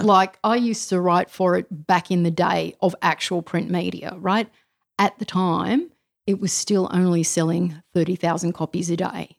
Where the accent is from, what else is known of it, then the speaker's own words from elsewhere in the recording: Australia; being Australian